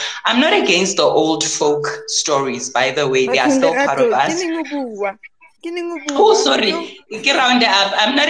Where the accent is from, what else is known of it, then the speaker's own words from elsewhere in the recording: South Africa; we are currently in terms of how we're telling our stories as South African